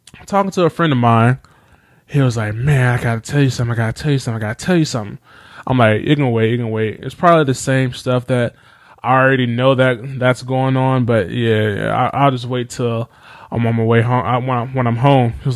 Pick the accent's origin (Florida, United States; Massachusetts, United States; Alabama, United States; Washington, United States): Alabama, United States; Enterprise; moved away; back in my hometown of Enterprise, Alabama